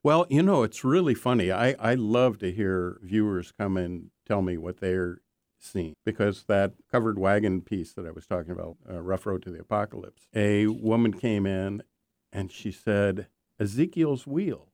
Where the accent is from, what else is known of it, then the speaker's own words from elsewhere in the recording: Minnesota, United States; moved away; I grew up in Minnesota